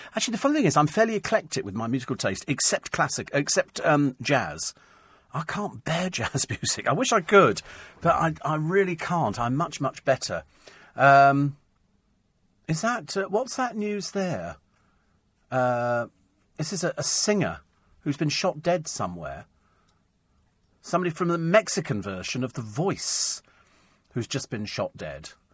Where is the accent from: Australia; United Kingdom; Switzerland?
United Kingdom; I'm British